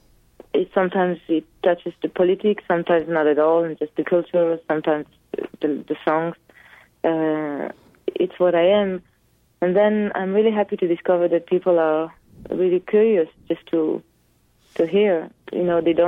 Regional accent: Israel; English is a second language; moved away as an adult; now in Paris, France; I moved from Israel to Paris

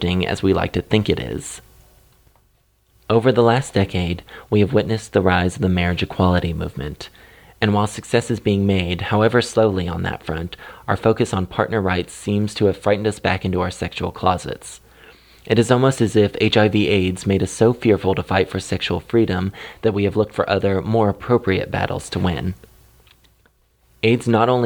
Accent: Kansas City, United States; my hometown of Kansas City

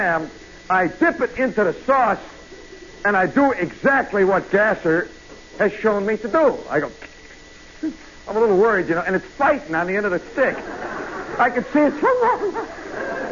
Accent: Midwest, United States; moved away; I'm from the Midwest

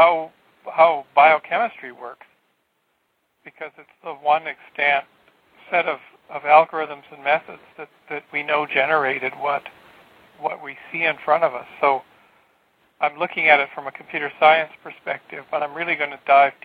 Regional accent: Canada; I'm from Canada

